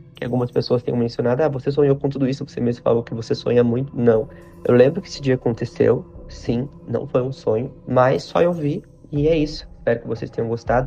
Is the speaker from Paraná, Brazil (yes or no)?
yes; Paraná, Brazil; also born or lived in Curitiba; now in São Paulo, Brazil; Eu moro em São Paulo, mas eu nasci e cresci no Paraná